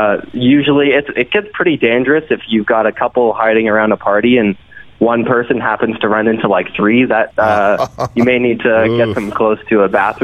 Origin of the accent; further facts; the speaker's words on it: North Bay, Ontario, Canada; now in Calgary, Canada; So I grew up in North Bay when I first started getting into hockey.